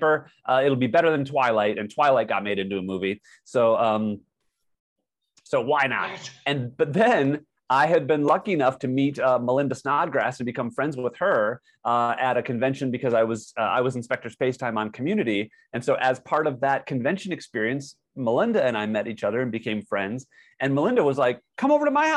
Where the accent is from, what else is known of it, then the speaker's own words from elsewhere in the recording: United States; also born or lived in Hollywood, California; I'm an American